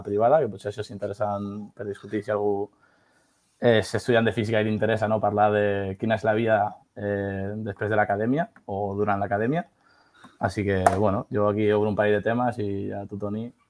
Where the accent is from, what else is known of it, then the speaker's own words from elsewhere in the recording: El Prat de Llobregat, Catalonia, Spain; soc aquí un ciutadà del Prat de Llobregat de tota la vida